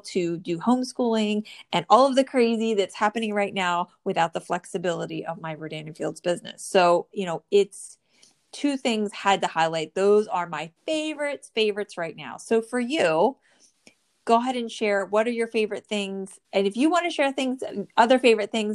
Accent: New Jersey, United States; born or raised there

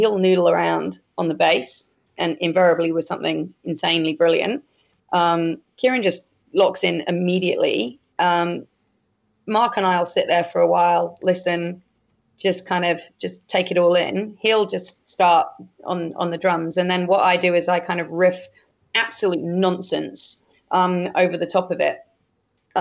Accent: England, United Kingdom; also born or lived in Northern Beaches, Sydney; now in Sydney, Australia; as an English person

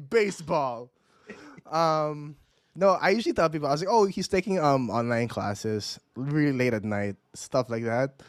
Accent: Mandaluyong, Metro Manila, Philippines; I was born in Mandaluyong.

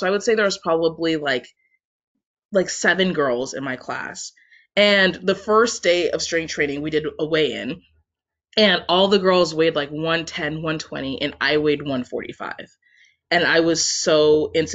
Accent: Washington, United States; moved away as an adult; also born or lived in Syracuse, New York; I'm from Washington State originally.

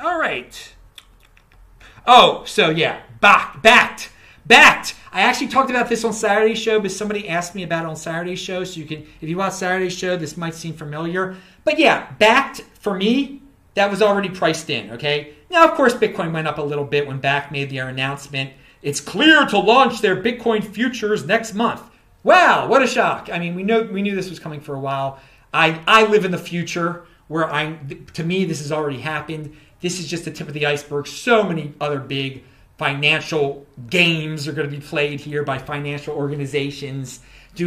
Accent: United States; I'm an American

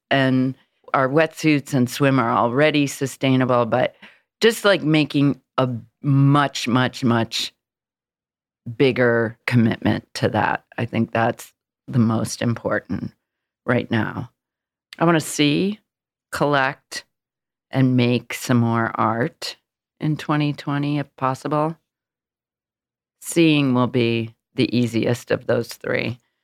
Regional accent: Illinois, United States; now in New York, United States; I'm from Illinois, I'm from a small town

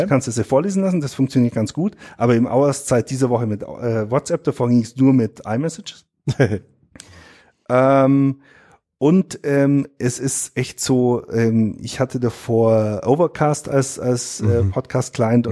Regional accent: Allgäu, Bavaria, Germany; bei uns im Allgäu

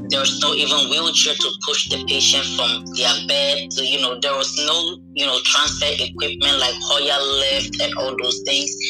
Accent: New York, United States; moved away; also born or lived in Ghana; so I'm from Ghana, and I basically spent my 10 years here in the States. I'm in New York, and to be specific, the Bronx. So I grew up here in the Bronx.

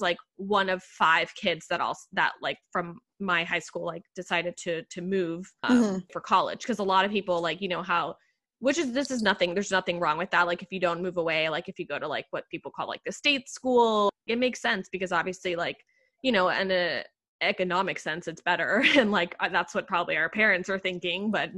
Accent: Puerto Rico; moved away as an adult; now in New York City, United States; growing up in Puerto Rico and also having the same, you know, kind of like, you know, Latin background, like speaking Spanish at home

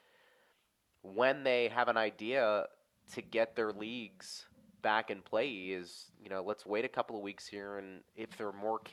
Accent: Pittsburgh, Pennsylvania, United States; moved away; back home where I grew up in Pittsburgh

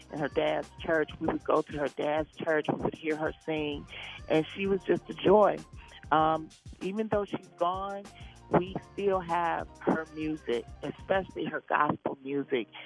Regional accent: Detroit, Michigan, United States; Y'all know I'm from Detroit

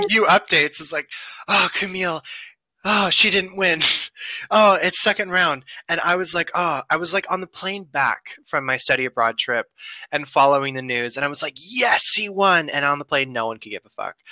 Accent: United States; I'm American.

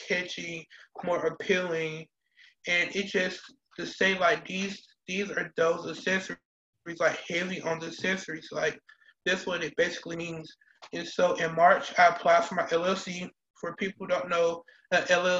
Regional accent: Atlanta, Georgia, United States; moved away as an adult; also born or lived in Fort Valley, Georgia; I am from Atlanta, Georgia. I went to Benjamin Elijah Mays High School

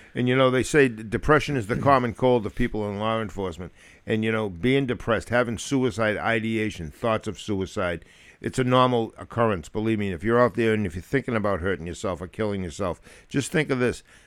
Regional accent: near New Hampshire, Massachusetts, United States; also born or lived in Germany; My hometown is so close to New Hampshire

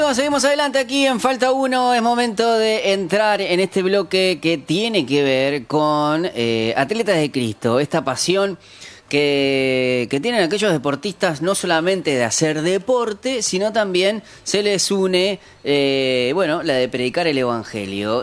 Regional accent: Uruguay; como uruguayos

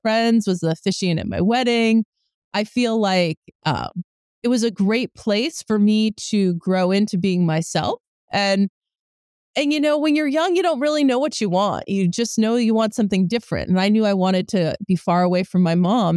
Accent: Bay Area, California, United States; also born or lived in New Jersey; I grew up here

